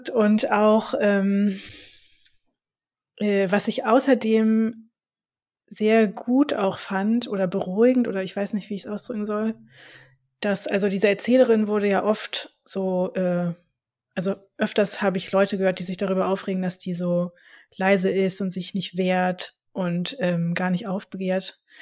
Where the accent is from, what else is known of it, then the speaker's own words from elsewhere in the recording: Frankfurt, Hesse, Germany; ich bin am Industriepark höchst aufgewachsen.